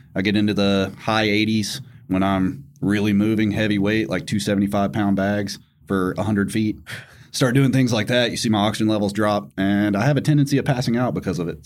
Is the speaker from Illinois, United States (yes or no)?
no; Tennessee, United States; I grew up in Tennessee, so obviously guns were, like, second nature